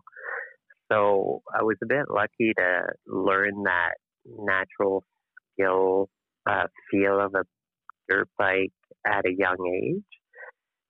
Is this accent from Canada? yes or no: yes; Fredericton, New Brunswick, Canada; I come from Fredericton, New Brunswick, which is a relatively small place in the Atlantic provinces